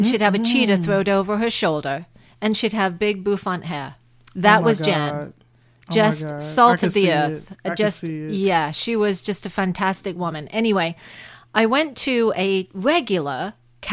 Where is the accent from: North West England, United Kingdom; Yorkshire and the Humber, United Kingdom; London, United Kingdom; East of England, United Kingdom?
North West England, United Kingdom; Manchester; moved away as an adult; now in United States; I am from Manchester, England